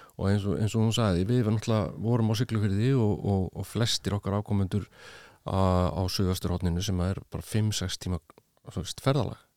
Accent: Iceland; now in Spain; ég var frá Íslandi

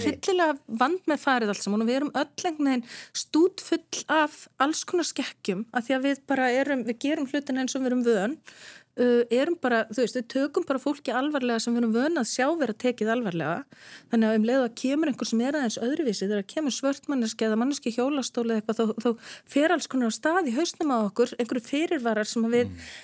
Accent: Netherlands; now in Iceland; í heimalandi mínu Hollandi

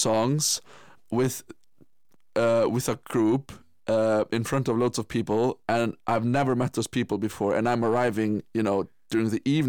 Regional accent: Iceland; Yes, I absolutely am. But it's a little bit interesting because, you know, when I came home from Guildford in beginning of June

